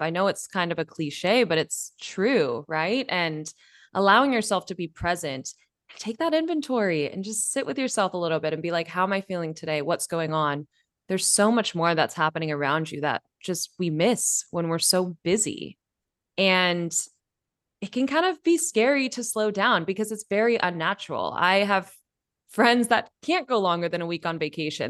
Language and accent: English; Bay Area, California, United States; moved away as an adult; now in Mexico; I've grown up in California, born and bred in the Bay Area